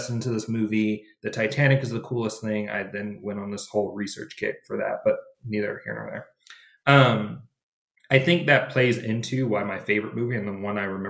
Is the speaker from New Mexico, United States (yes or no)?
no; Michigan, United States; growing up in Michigan, lakes are everywhere